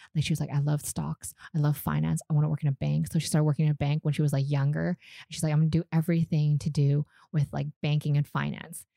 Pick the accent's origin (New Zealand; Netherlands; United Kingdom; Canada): Canada; Vancouver, British Columbia; born or raised there; first language Vietnamese; English is a second language; moved away as an adult; also born or lived in Calgary, Canada; now in Vietnam